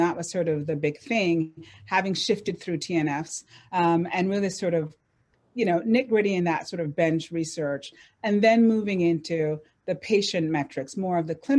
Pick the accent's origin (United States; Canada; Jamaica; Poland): Jamaica; I'm Jamaican.